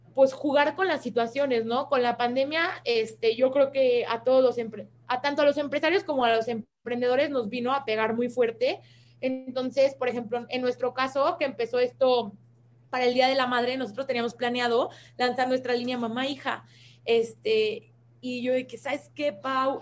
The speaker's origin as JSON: {"language": "Spanish", "country": "Mexico", "said": "como mexicanos"}